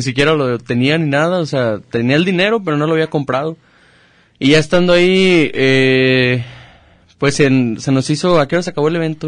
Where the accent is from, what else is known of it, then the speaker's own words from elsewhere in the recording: Chapala, Jalisco, Mexico; soy de Chapala